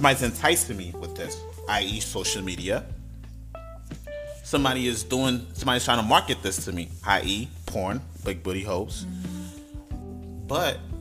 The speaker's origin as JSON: {"language": "English", "town": "New York City", "region": "New York", "country": "United States", "tie": "born or raised there", "said": "I grew up in Brooklyn, New York"}